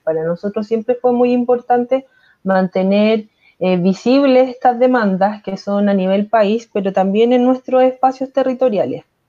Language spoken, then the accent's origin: Spanish; Viña del Mar, Valparaíso, Chile; soy pobladora desde, desde mi nacimiento, vivo en la población